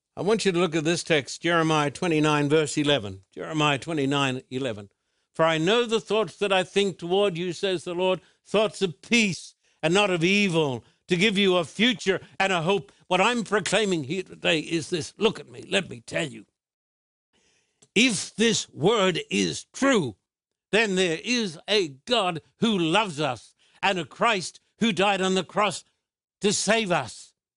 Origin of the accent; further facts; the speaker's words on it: Australia; When I was growing up in Australia, I was brought up in a culture that believed the Bible.